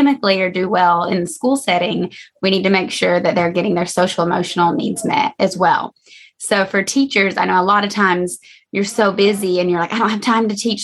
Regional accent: Georgia, United States; moved away as an adult; now in San Diego, United States; I'm from Georgia and I did my undergrad in psychology at Georgia College and State University

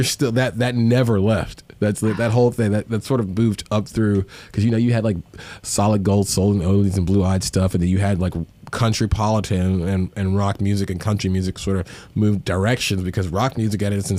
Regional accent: Memphis, Tennessee, United States; I come from Memphis

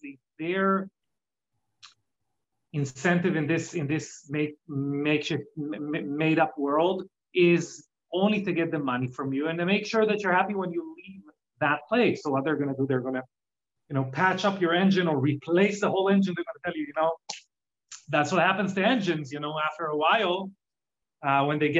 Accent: Israel; English is a second language; now in United States; as you can hear from my accent, I'm not originally from America, I'm from Israel originally

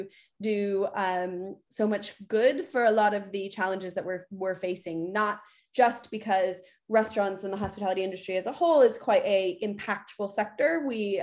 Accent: United States; moved away as an adult; now in United Kingdom; I'm obviously American.

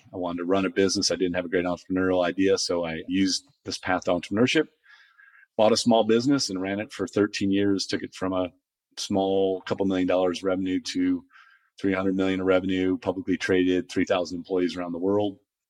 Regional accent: Toledo, Ohio, United States; moved away as an adult; also born or lived in Chicago / Silicon Valley; I grew up in Toledo, Ohio. First person in my family to ever go to college. Kind of came out of some rough backgrounds and beginnings there

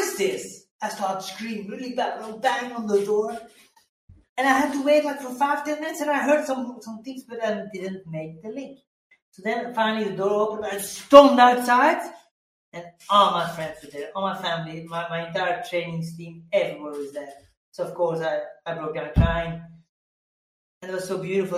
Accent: Belgium; I come from Belgium

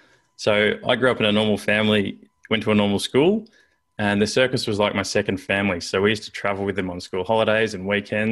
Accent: Canberra, Australian Capital Territory, Australia; Well, I grew up in Canberra, which sounds pretty boring, but I actually grew up in a circus.

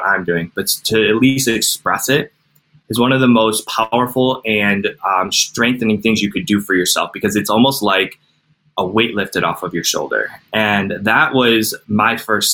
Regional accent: Cleveland, Ohio, United States; I'm from Cleveland, Ohio

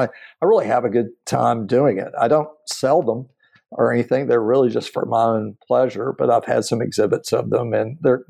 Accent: Aberdeen, Mississippi, United States; moved away; I'm from a small town no one's been to. And I said, Aberdeen, Mississippi.

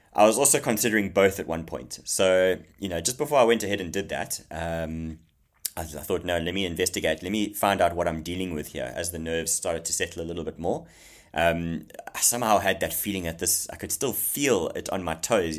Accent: Zululand, KwaZulu-Natal, South Africa; I grew up in Zululand, okay, in KwaZulu Natal in South Africa

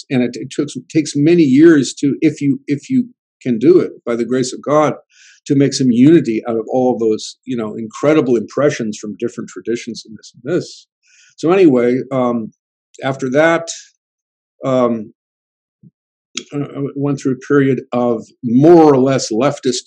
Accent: California, United States; I grew up in California

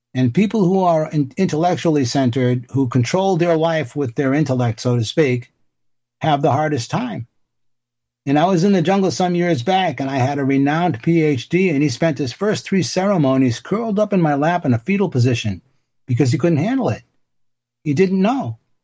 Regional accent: Boston, Massachusetts, United States; I grew up in Dorchester in Boston, where Marky Mark Wahlberg is from

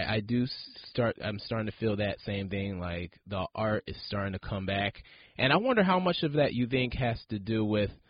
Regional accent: Poughkeepsie, New York, United States; I grew up around the Poughkeepsie area

